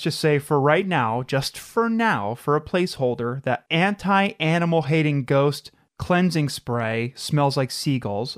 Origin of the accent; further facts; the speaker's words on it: Midwest, United States; we're from the Midwest